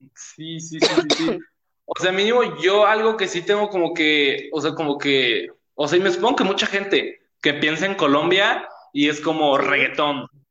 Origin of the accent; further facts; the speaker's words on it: Mexico City, Mexico; yo soy de México y aparte soy pues como de Ciudad de México